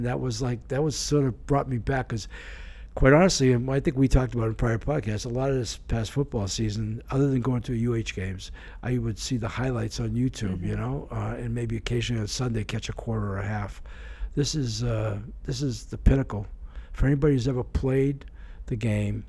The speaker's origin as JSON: {"language": "English", "town": "Boston", "region": "Massachusetts", "country": "United States", "tie": "born or raised there", "moved": "yes", "lives_now": "Honolulu, United States", "said": "I grew up in the Boston area"}